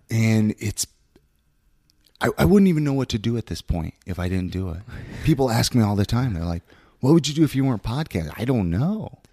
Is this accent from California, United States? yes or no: yes; Ventura, California, United States; now in Utah, United States; I was born and raised in Southern California